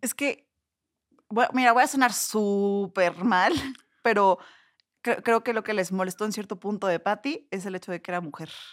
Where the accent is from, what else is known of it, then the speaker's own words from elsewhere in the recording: Puebla, Mexico; moved away as an adult; also born or lived in Cholula; now in Mexico City, Mexico; soy de Puebla, tiene poco que vine a vivir aquí a Ciudad de México